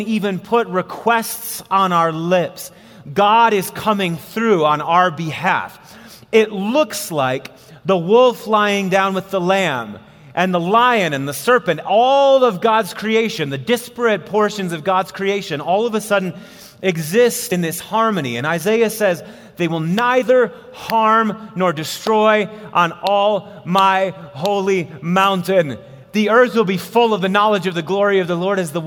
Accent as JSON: {"language": "English", "region": "Wisconsin", "country": "United States", "tie": "born or raised there", "moved": "yes", "lives_now": "Colorado, United States", "said": "I was born and raised in Wisconsin. I've lived in Colorado now for 12 years"}